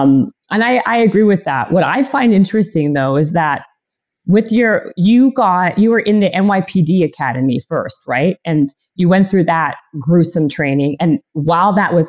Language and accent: English; Canada; I'm Canadian